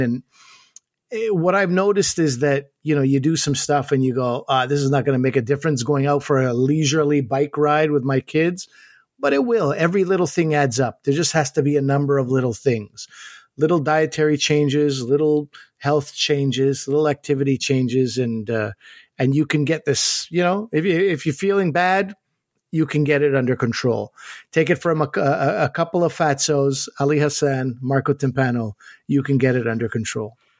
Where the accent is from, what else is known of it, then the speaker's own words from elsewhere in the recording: Canada; I grew up as a Pakistani kid in Canada